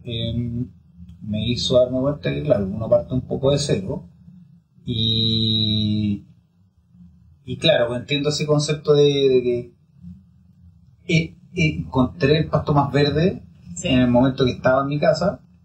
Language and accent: Spanish; Chile; como chileno